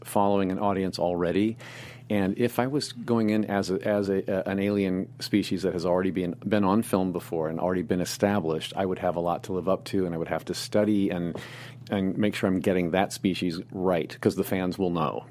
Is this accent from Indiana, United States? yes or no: yes; Indianapolis, Indiana, United States; moved away as an adult; also born or lived in Muncie, Indiana / Hollywood; a boy growing up in the Midwest